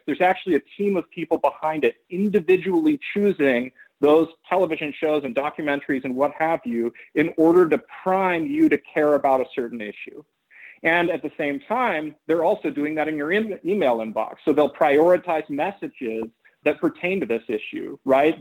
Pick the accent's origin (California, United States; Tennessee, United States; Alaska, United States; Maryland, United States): California, United States; Oakland; I ended up being born in California and growing up in Oakland